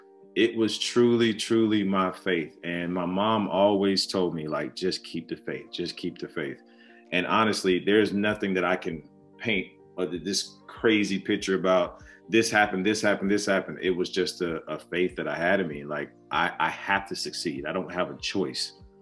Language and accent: English; the South, United States; growing up in the South, you know, being from African descendants, being from Christians and understanding the plight, the journey, my family always instilled into me like some sort of unwavering faith.